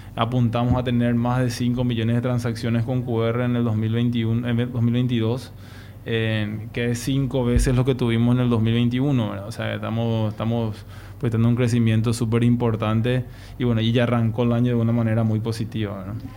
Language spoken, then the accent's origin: Spanish; Paraguay